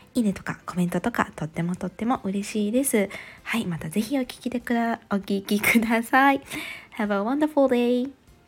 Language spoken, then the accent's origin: Japanese; Japan; moved away as an adult; also born or lived in Vancouver, British Columbia, Canada; 私あの日本の田舎出身